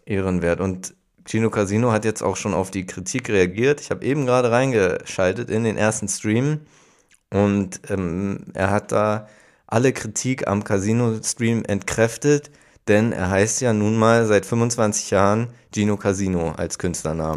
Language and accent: German; Hamburg, Germany; ich komme aus Hamburg